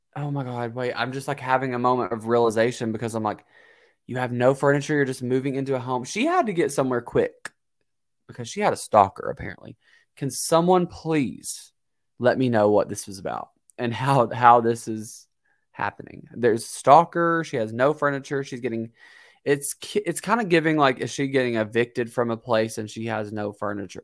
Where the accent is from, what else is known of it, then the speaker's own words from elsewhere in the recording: Kentucky, United States; I'm from Kentucky